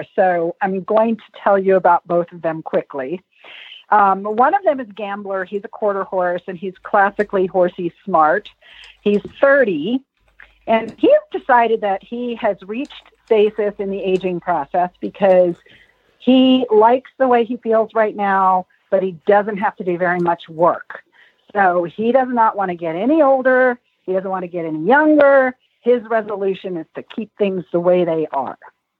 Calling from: Wyoming, United States

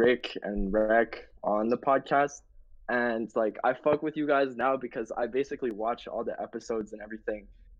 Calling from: Calgary, Alberta, Canada; I'm calling from Canada, Calgary, Alberta.

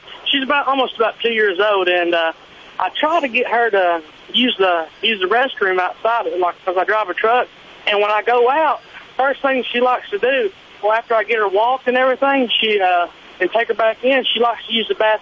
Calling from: Greenville, South Carolina, United States; I'm calling from South Carolina right now, in Greenville.

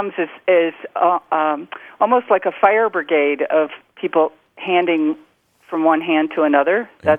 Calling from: Taos, New Mexico, United States; I'm calling from Taos, New Mexico.

